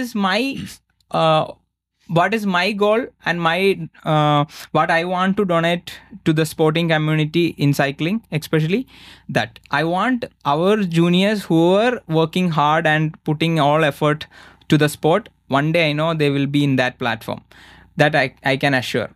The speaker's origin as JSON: {"language": "English", "country": "India", "said": "I'm from India"}